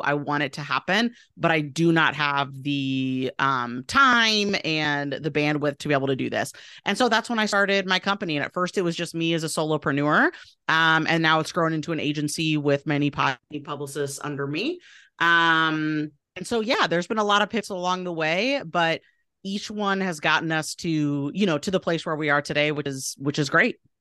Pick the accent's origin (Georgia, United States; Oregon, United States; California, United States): Oregon, United States; Portland; moved away as an adult; also born or lived in East Coast; now in Boise, United States; my hometown of Portland, Oregon